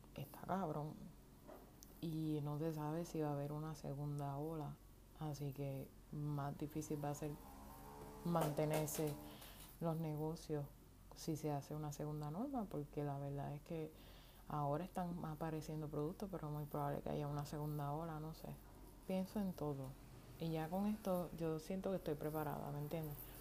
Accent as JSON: {"language": "Spanish", "country": "Puerto Rico", "first_language": "Spanish", "moved": "yes", "lives_now": "United States", "said": "soy pues puertorriqueña y, y mi idioma natal es eh, idioma vernáculo o de nacimiento es el español. Eh, em, puede ser que hable un poquito en inglés, puesto que estoy viviendo en los Estados Unidos"}